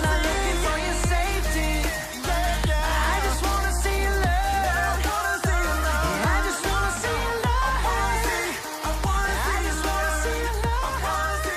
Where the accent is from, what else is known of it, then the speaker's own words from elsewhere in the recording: Western New York, United States; moved away; I'm from upstate New York. I'm from Western New York.